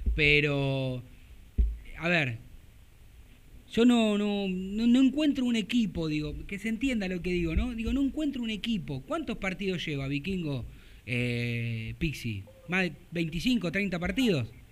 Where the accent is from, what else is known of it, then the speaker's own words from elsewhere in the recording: Argentina; nosotros que somos argentinos